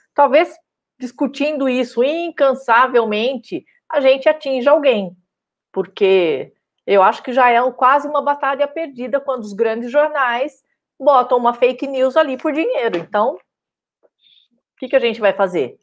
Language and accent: Portuguese; Araraquara, São Paulo, Brazil; moved away; na minha cidade natal, que era é Naquara